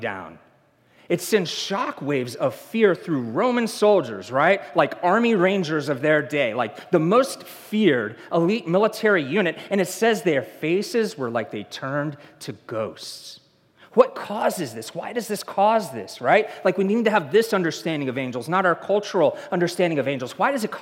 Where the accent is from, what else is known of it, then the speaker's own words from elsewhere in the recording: the South, United States; moved away; I'm from the South. I've been overcoming that all my life where I say ain't and y'all, and yes, it's pecan.